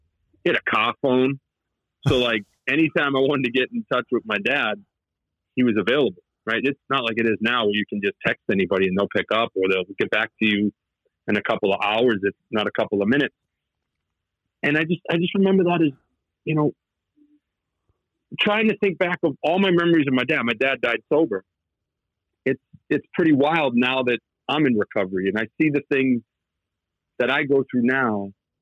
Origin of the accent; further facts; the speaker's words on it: outside of Boston, Massachusetts, United States; accent: Boston; moved away as an adult; also born or lived in Los Angeles; I grew up outside of Boston. I'm sure the accent comes through pretty thick